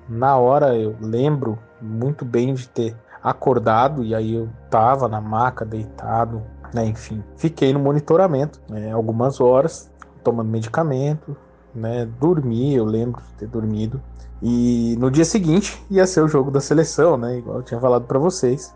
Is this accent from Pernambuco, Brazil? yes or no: no; Atibaia, São Paulo, Brazil; sou da cidade de Atibaia, interior de São Paulo